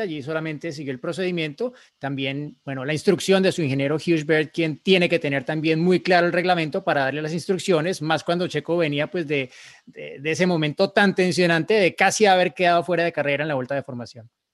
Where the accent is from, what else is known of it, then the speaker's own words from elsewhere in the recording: Bogotá, Bogotá Capital District, Colombia; also born or lived in Villa de Leyva, Boyacá; soy de Bogotá, como Diego, pero me encuentro en Villa de Leyva, Boyacá